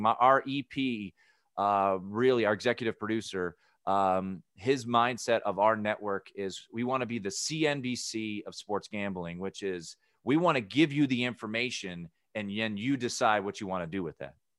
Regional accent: Washington, District of Columbia, United States; my hometown, Washington, D C

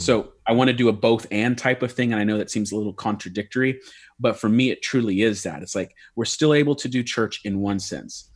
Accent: United States; I'm an American through and through

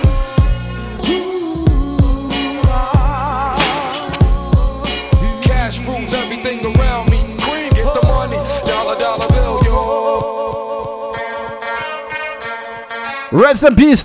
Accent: Mississauga, Ontario, Canada; Growing up in Malton

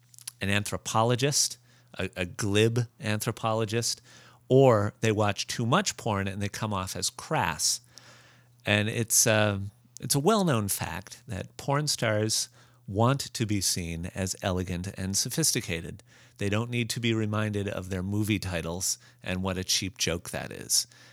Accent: East Coast, United States; now in California, United States; I know we live in California and we're both from the East Coast

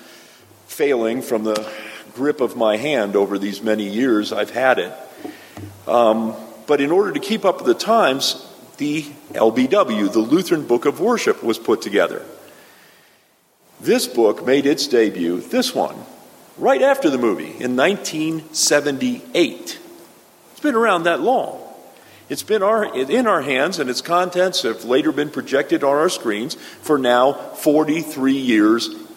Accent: South Florida, United States; my hometown in South Florida

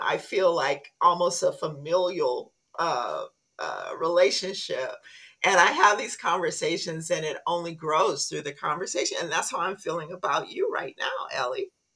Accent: Compton, California, United States; I grew up in Compton.

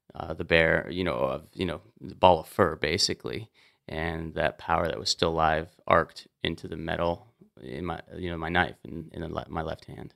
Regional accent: Montana, United States; as an outdoorsman growing up in Montana since I was a kid

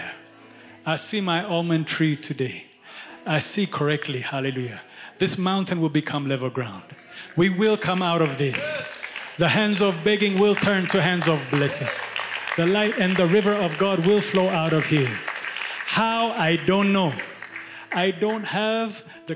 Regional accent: Ethiopia; now in United States; I'm a missionary from Ethiopia to America.

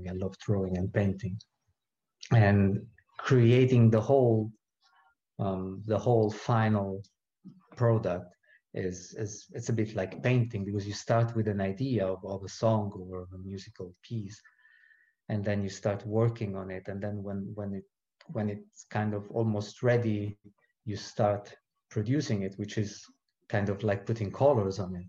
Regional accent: Rome, Lazio, Italy; moved away as an adult; now in New Zealand; I was born in Rome, Italy, and that's where I grew up.

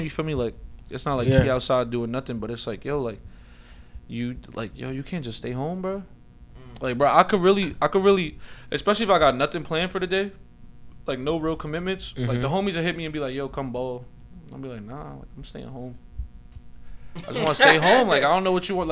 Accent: Elizabeth, New Jersey, United States; I grew up in the Bayway area of Elizabeth on Summer Street

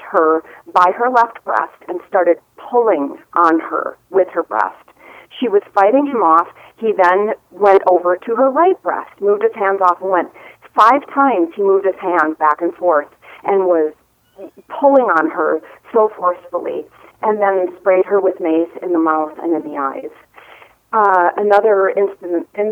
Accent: Wisconsin, United States; studying as a young teenager with Native people in my home state of Wisconsin

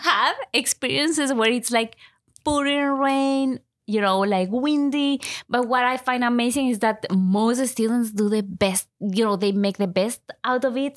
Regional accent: Ecuador; first language Spanish; English is a second language; moved away as an adult; now in Canada; I was born and I was raised in Ecuador. So most of my life, I have lived in Ecuador.

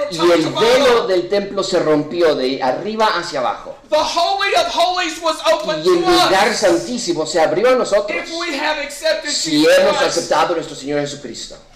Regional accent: Mexico; o los gentiles aquí como nosotros somos mexicanos

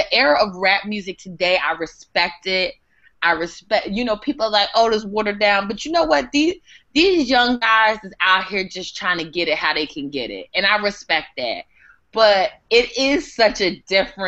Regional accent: New Jersey, United States; I grew up in the South Jersey area

